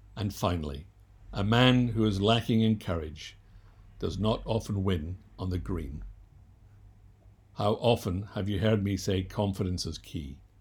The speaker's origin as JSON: {"language": "English", "region": "Scotland", "country": "United Kingdom", "tie": "born or raised there", "said": "I was born and raised in Scotland"}